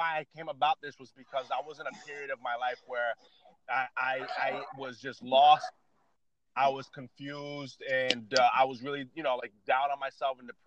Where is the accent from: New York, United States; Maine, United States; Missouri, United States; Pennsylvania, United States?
New York, United States; Yonkers; also born or lived in Connecticut; now in Boston, United States; I'm from New England, United States of America, born in New York, lived in Connecticut, and now living in Boston